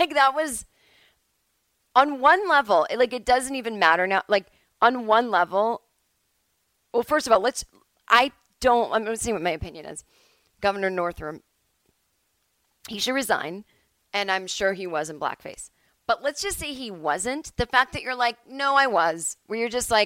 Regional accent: Massachusetts, United States; now in Los Angeles, United States; Where I was growing up on the East Coast

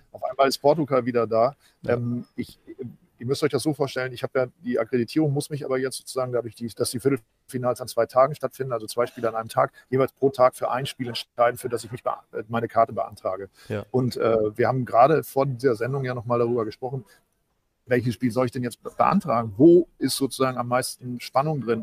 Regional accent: East Frisia, Lower Saxony, Germany; ich natürlich eher als Ostfriese

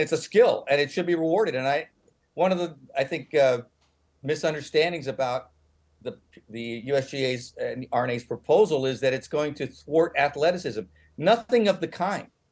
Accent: San Francisco, California, United States; I come from San Francisco

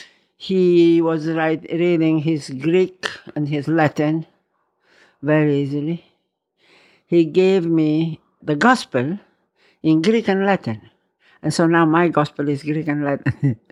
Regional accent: Verona, Veneto, Italy; also born or lived in Rome; I was born in Roma. Then we had to go to Verona.

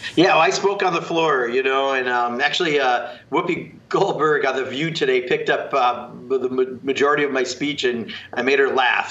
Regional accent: Kenosha County, Wisconsin, United States; my home state and my, my birth county, uh, Kenosha County.

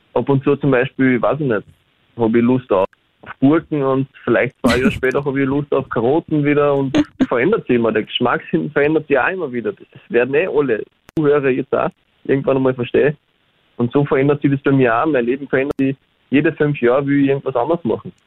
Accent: Austria; accent: Austrian; also born or lived in Berlin, Germany; reden tue ich dann wiederum Österreichisch

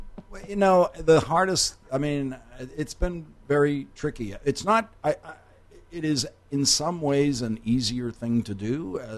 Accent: Boston, Massachusetts, United States; I was born in Dorchester, Massachusetts. It is a section of Boston. … is from there.

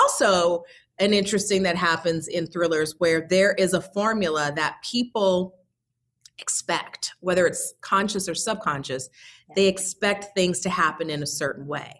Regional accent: New York City, New York, United States; I'm a girl from Brooklyn

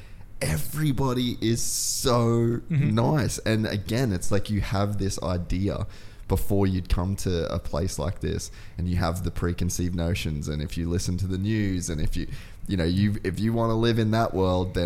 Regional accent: Cairns, Queensland, Australia; moved away as an adult; now in Dubai, United Arab Emirates; I grew up in Cairns in the rainforest

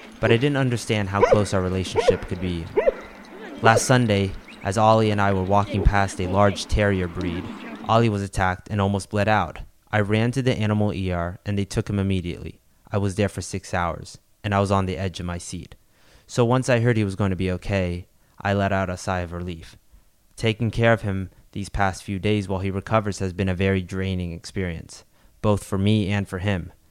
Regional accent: Central Florida, United States; Growing up in Central Florida

